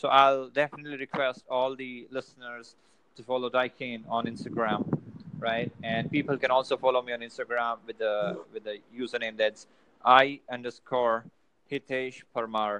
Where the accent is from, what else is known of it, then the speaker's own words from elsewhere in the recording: Ahmedabad, Gujarat, India; I'm from India.